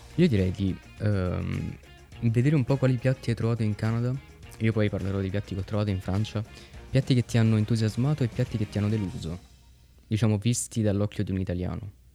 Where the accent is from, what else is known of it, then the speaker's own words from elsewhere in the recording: Italy; Noi siamo nati e cresciuti in Italia